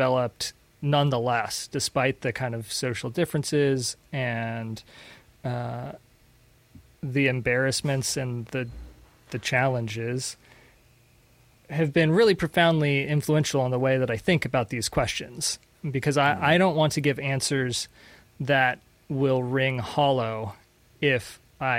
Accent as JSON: {"language": "English", "country": "United States", "also_born_or_lived": "Panama", "said": "as an American living in Latin America"}